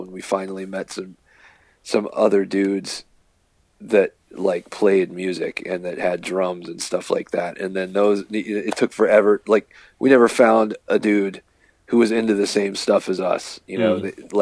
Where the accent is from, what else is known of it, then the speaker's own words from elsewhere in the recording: Virginia, United States; I grew up in Virginia